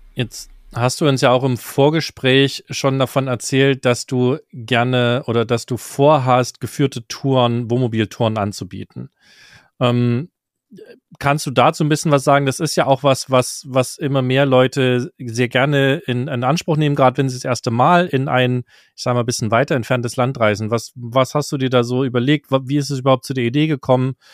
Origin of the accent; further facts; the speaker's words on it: Germany; als Deutscher